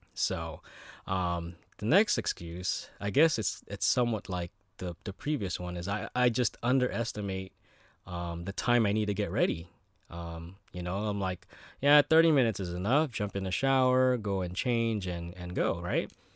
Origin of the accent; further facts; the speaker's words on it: United States; growing up in America